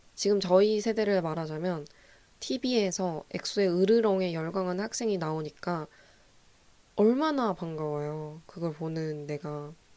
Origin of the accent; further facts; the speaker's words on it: Gwangju, South Korea; 저는 제가 전남 출신이고 제가 광주 출신이다 보니까